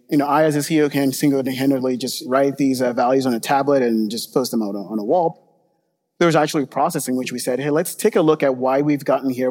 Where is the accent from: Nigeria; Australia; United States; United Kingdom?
Nigeria; moved away; I grew up in Nigeria